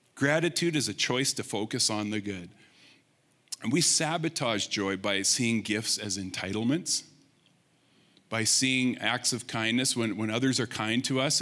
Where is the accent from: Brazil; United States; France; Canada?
Canada; Rimbey, Alberta; the Blind Man River that I grew up in Rimbey